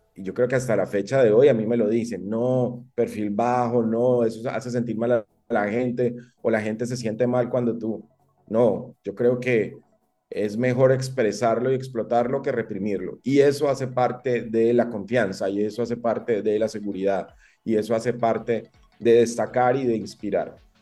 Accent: Medellín, Antioquia, Colombia; moved away; also born or lived in San Vicente, Colombia / Costa Rica; yo nací en Medellín

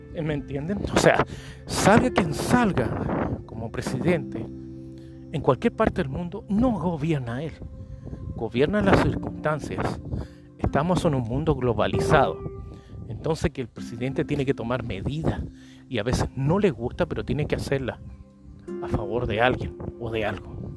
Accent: Chile; moved away as an adult; now in Paraguay; yo soy chileno, nací en Chile. Y, pero llevo más de 12, 11, 12, 12 años ya aquí en Paraguay

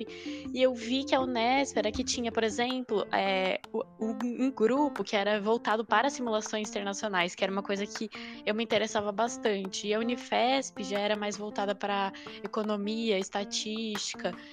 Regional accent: Ribeirão Preto, São Paulo, Brazil; moved away as an adult; eu sou de Ribeirão Preto

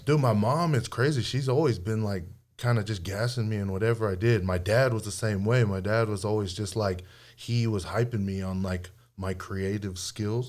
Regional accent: Hawaii, United States; I grew up in Hawaii

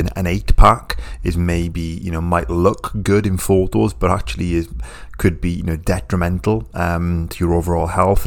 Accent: United Kingdom; I'm British

